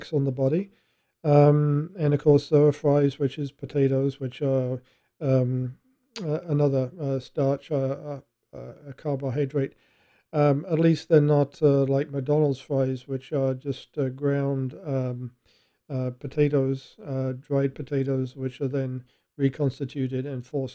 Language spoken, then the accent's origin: English; England, United Kingdom; I'm English